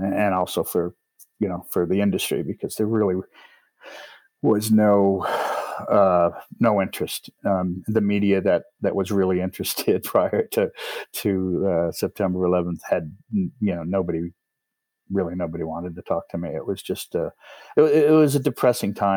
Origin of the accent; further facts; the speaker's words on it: New York, United States; moved away; also born or lived in Los Angeles / Manhattan; I grew up in New York State, but I was living in Los Angeles